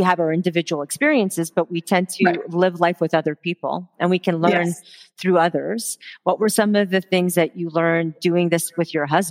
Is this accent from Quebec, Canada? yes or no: yes; Montreal, Quebec, Canada; now in Alberta, Canada; I'm originally from Montreal. I'm born and raised there before I moved over to Alberta.